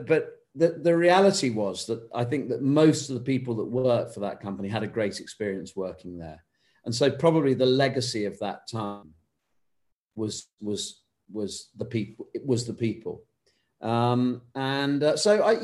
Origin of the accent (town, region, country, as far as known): United Kingdom